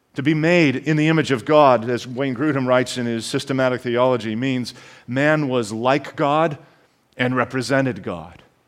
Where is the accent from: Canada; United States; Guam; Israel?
Canada; I am intending to speak as a Canadian